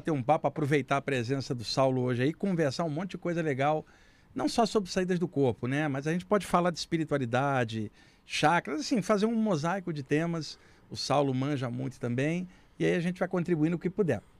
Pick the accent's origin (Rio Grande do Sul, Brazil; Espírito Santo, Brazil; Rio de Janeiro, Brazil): Rio de Janeiro, Brazil; Baixada Fluminense; moved away as an adult; now in São Paulo, Brazil; Olha, eu cresci na Baixada Fluminense